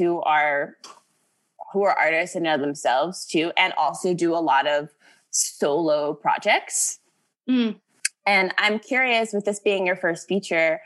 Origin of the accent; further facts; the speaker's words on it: United States; my entire childhood, I have lived in the United States.